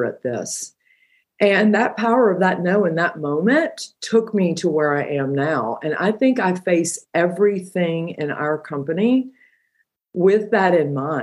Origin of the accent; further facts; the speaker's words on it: Georgia, United States; I'm from Georgia